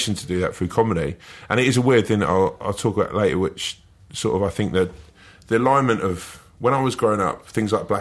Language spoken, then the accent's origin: English; Sutton, London, United Kingdom; I'm from, sort of Croydon would be the sort of main big town that you'd know. But it's just outside that, a little place like Sutton